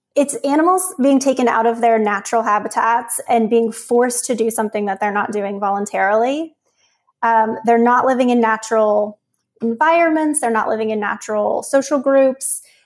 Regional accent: Uniontown, Pennsylvania, United States; I grew up in rural Pennsylvania south of Pittsburgh

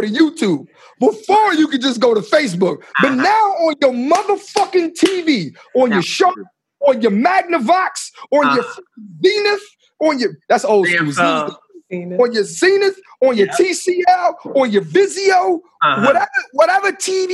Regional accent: Philadelphia, Pennsylvania, United States; I'm from Philadelphia, Pennsylvania

